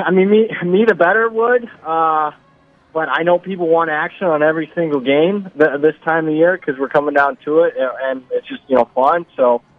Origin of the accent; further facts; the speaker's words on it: Ohio, United States; my neck of the woods where I grew up in the Ohio area.